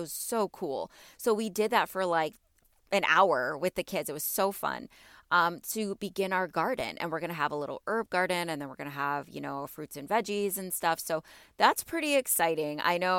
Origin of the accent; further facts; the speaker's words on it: Illinois, United States; you know I'm a Midwest girl. I am from Illinois. I'm from like the north, like 45 minutes north of Chicago. So I'm on the border of Wisconsin and Chicago.